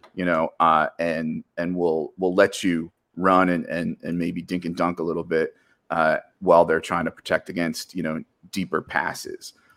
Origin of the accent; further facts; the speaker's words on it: New Jersey, United States; As a Jersey guy